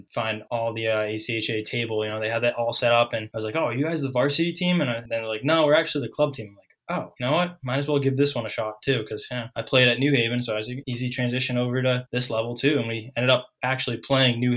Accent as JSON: {"language": "English", "town": "Ipswich", "region": "Massachusetts", "country": "United States", "tie": "born or raised there", "said": "I grew up in a small town north of Boston, Ipswich, Mass"}